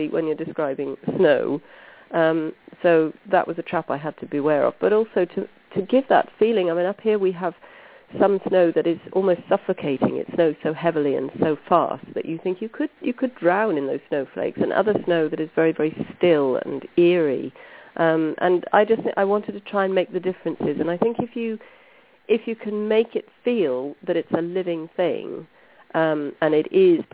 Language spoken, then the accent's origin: English; Brecon Beacons, Wales, United Kingdom; I grew up here. I grew up in the Brecon Beacons, which is a national park in Wales